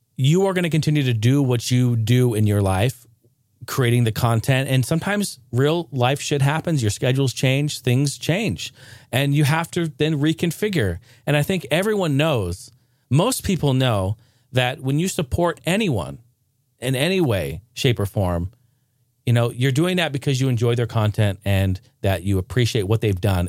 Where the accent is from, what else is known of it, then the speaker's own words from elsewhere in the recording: Northwest, United States; I grew up in the Northwest